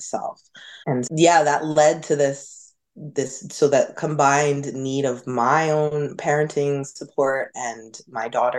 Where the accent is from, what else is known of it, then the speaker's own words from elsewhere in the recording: Hudson Valley, New York, United States; also born or lived in Westchester, New York; I grew up in the Hudson Valley where Walden is